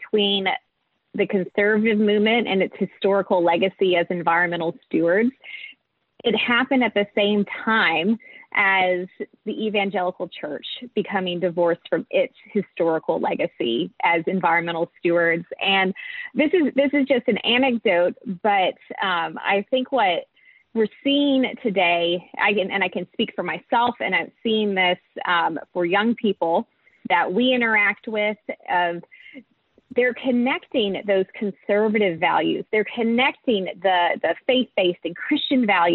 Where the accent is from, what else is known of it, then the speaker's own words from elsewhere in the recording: East Tennessee, United States; I grew up in East Tennessee